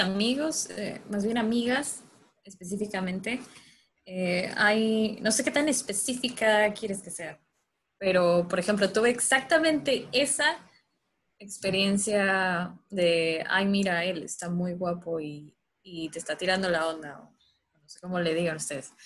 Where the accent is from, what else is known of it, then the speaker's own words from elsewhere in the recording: Mérida, Yucatán, Mexico; Yo no soy de la Ciudad de México, eh, soy de Mérida, Yucatán